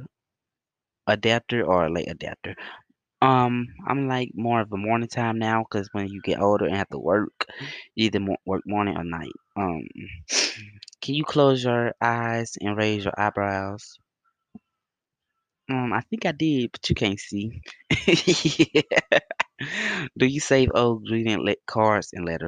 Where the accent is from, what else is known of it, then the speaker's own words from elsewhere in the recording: Bassfield, Mississippi, United States; Bassfield, Mississippi.